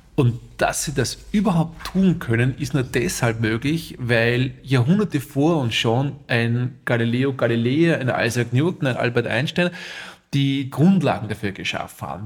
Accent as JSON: {"language": "German", "town": "St. Florian", "region": "Upper Austria", "country": "Austria", "tie": "born or raised there", "said": "ich komme aus St. Florian Berlins"}